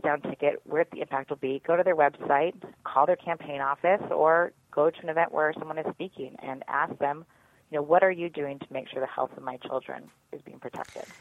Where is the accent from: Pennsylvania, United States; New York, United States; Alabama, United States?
Pennsylvania, United States; my home state of Pennsylvania